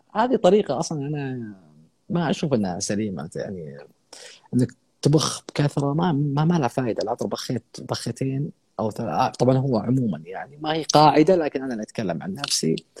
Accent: Saudi Arabia

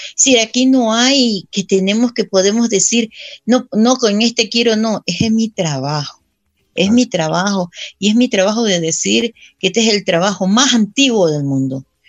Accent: Guayaquil, Guayas, Ecuador; now in Quito, Ecuador; yo nací en Guayaquil, pero ya. aquí ya tengo más de 30 años viviendo

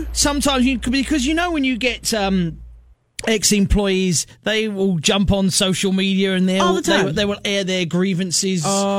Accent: Australia; moved away

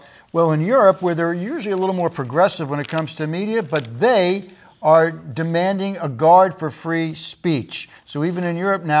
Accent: New Jersey, United States; now in Kingston, United States; In New Jersey, I grew up in New Jersey.

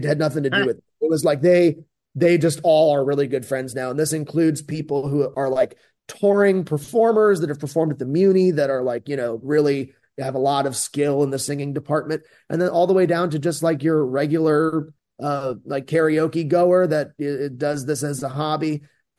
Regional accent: Chicago, Illinois, United States; also born or lived in Florida; My family, I'm from Florida, but like kind of I claim Chicago halfway, and I grew up like almost on that block, like right down the street from Salt and Pepper Diner.

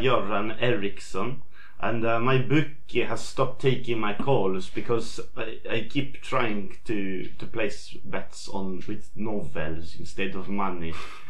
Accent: Sweden; Well, I'm from Sweden

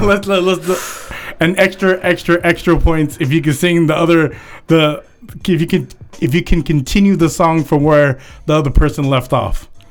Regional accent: Philippines; I'm Filipino.

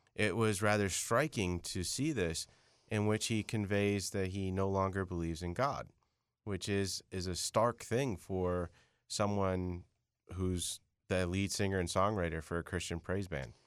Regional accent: Chelsea, Michigan, United States; I was born in Chelsea, Michigan

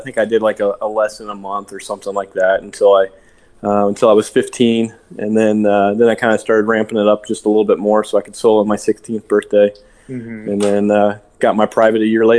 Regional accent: Rochester, Indiana, United States; I grew up in Indiana. Rochester, Indiana, small little farming town. But my dad was stationed at Grissom Air Force Base, which is just north of Kokomo, Indiana.

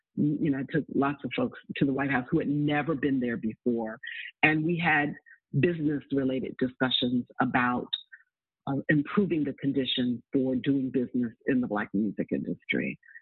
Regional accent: New York City, New York, United States; I'm a native Harlemite. I grew up in the Bronx and Harlem in New York

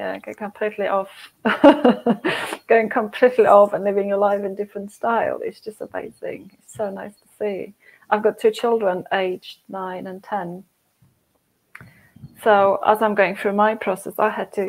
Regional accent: Poland; moved away; I'm from Poland, Catholic Church, communist

